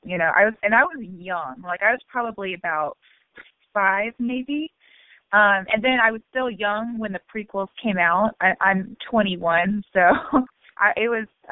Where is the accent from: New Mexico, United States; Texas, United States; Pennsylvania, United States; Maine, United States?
Texas, United States; Granbury; I grew up out in Granbury, actually.